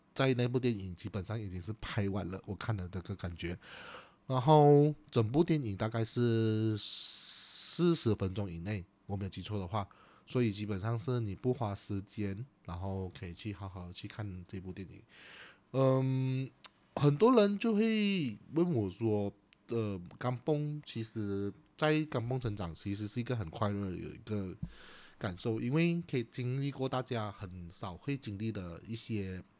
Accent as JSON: {"language": "Chinese", "town": "Chaah", "region": "Johor", "country": "Malaysia", "tie": "born or raised there", "said": "我的家乡，它就叫做山河港"}